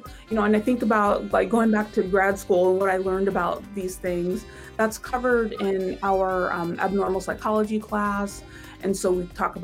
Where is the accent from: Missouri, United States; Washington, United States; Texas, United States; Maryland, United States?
Washington, United States; Tacoma; moved away as an adult; also born or lived in Pittsburgh; I'm from Tacoma, so it was kind of like coming back home